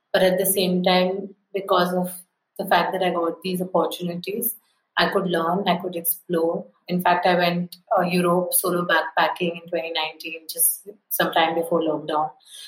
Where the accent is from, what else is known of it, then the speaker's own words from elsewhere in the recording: India; Growing up in a small town is, of course, one thing. And growing up in a small town being a girl is another thing altogether.